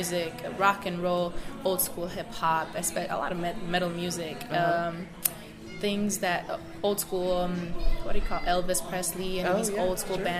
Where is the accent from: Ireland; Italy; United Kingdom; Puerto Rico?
Puerto Rico; I am from Puerto Rico.